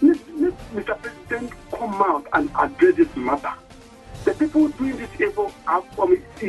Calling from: Nasarawa, Nigeria; I am calling from Nasarawa State.

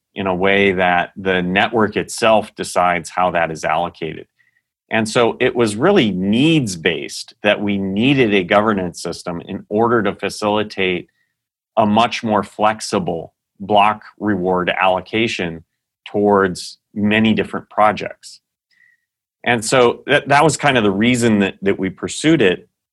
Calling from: Scottsdale, Arizona, United States; I'm, uh, calling in from Scottsdale, Arizona, where Dashcore Group is headquartered.

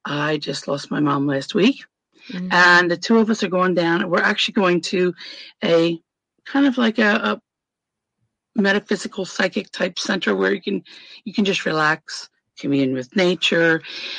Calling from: Indiana, United States; Am in northern Indiana. I am 5 minutes from the Michigan border, so I'm that far up.

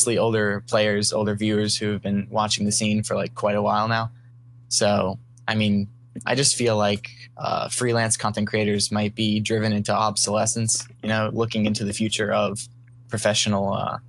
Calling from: Philadelphia, Pennsylvania, United States; Calling from Philadelphia, Pennsylvania.

